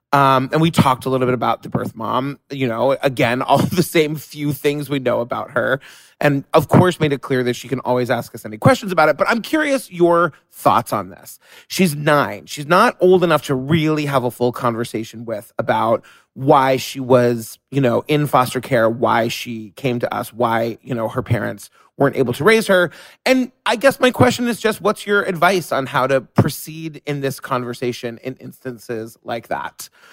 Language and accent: English; New York City, New York, United States; I'm a New Yorker